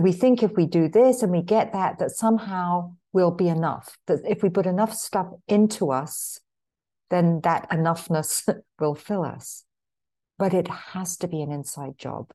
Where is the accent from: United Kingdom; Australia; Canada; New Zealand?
United Kingdom; London; now in Marin County, United States; I was born in London, but, um, emigrated here to the States in nineteen eighty-one